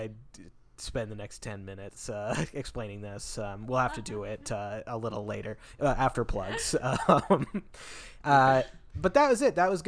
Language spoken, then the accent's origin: English; Tacoma, Washington, United States; moved away; I flew into my hometown of Tacoma, Washington